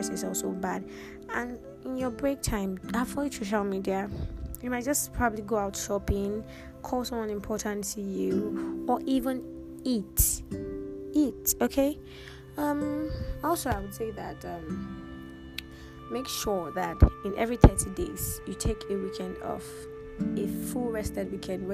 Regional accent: Nigeria; we grew up in Nigeria

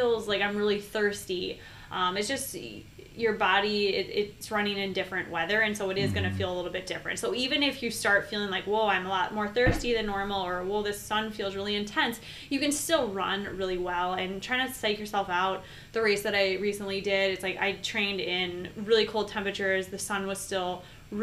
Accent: Minneapolis, Minnesota, United States; I'm from Minneapolis. We train in the winter

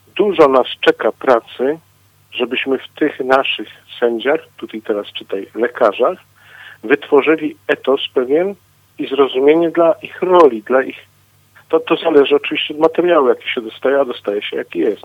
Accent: Katowice, Silesian Voivodeship, Poland; u nas w Katowicach

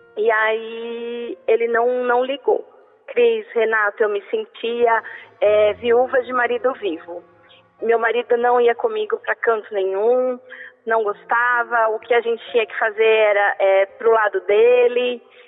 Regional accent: São Paulo, Brazil; eu sou daqui da Vila Alpina, de São Paulo

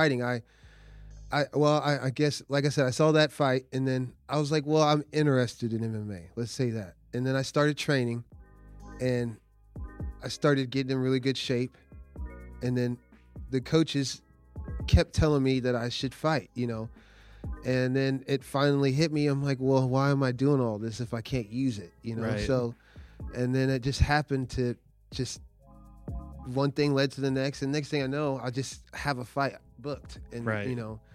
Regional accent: Norman, Oklahoma, United States; I'm from Norman. I went to Norman North

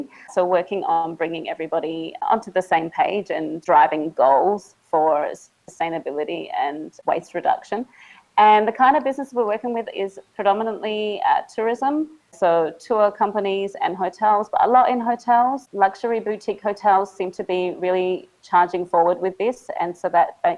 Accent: Adelaide, South Australia, Australia; moved away as an adult; now in Siem Reap, Cambodia; I'm from Adelaide in Australia, though I'm calling you from Siem Reap in Cambodia

